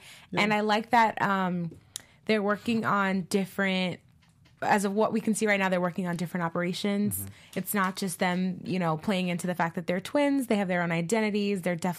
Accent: New York City, New York, United States; I'm originally from Brooklyn, New York. So I've grown up.

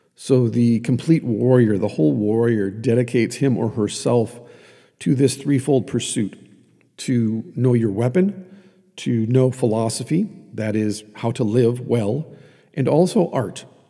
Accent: Iron Range of Minnesota, United States; I grew up on the Iron Range of Minnesota

